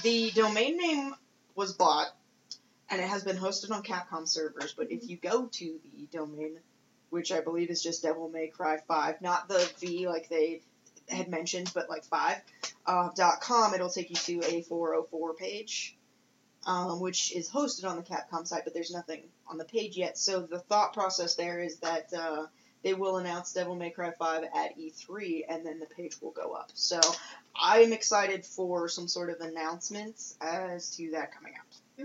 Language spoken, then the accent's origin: English; United States; as an American